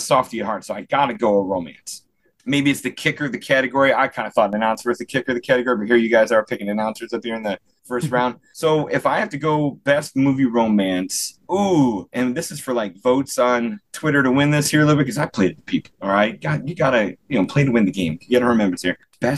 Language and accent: English; Chicago, Illinois, United States; I'm an Irish Catholic kid from, you know, from the Chicago area.